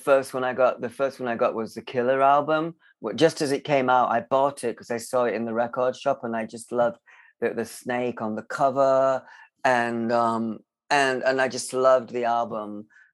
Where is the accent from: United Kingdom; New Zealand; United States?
United Kingdom; Barnsley, Yorkshire and the Humber; I was born in Barnsley, and in a very rough kind of council estate. And I grew up in the kind of 70s there.